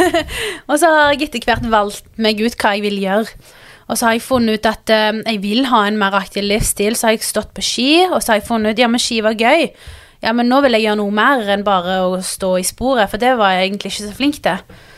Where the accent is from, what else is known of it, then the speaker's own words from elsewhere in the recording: Stavanger, Rogaland, Norway; also born or lived in Pakistan (ancestry); jeg kommer fra Stavanger